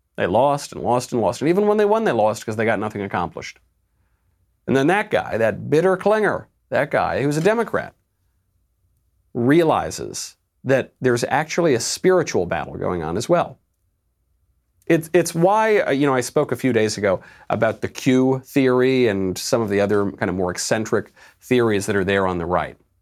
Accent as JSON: {"language": "English", "region": "New York", "country": "United States", "moved": "yes", "said": "I'm a New Yorker"}